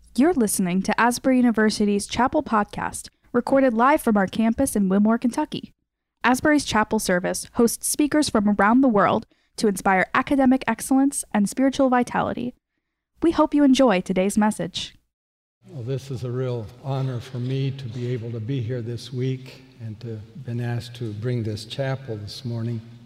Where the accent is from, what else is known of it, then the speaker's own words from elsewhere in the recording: Bolivia; moved away; Growing up in Bolivia, as born and raised there